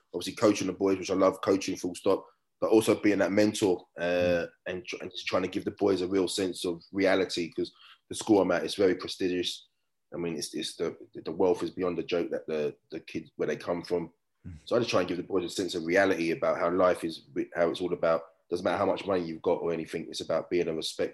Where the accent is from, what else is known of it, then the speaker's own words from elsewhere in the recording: England, United Kingdom; moved away as an adult; now in Australia; I'm actually an Aussie now. So we get the certificate and passport. But luckily I can still keep my UK one